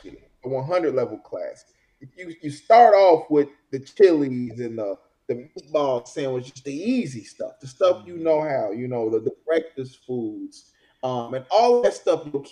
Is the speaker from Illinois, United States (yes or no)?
yes; Chicago, Illinois, United States; also born or lived in Oak Park, Illinois; I grew up in Beverly, and then I moved to Oak Park with my brothers in high school.